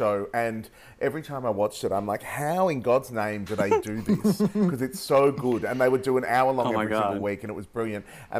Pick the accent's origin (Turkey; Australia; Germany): Australia; we go even ochre. Like, it absolutely, we butcher our vowels even more. So we totally, when I travel, it gets worse. It levels out when I get back